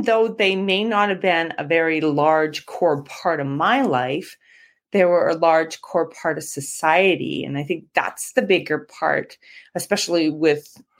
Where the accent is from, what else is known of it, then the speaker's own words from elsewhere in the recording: Canada; it's very U.S. focused and I'm Canadian.